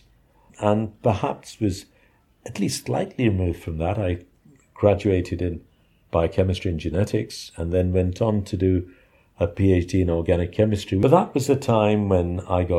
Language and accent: English; Dhaka, Dhaka Division, Bangladesh; I was born in Dhaka, in a middle-class neighborhood called Azimpur.